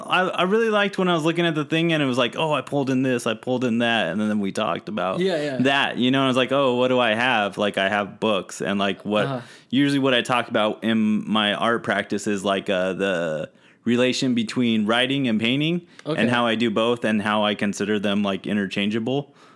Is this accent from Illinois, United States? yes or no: no; San Bernardino, California, United States; accent: California; first language English; now in Los Angeles, United States; I'm a California native. Okay. Yeah, I'm from San Bernardino.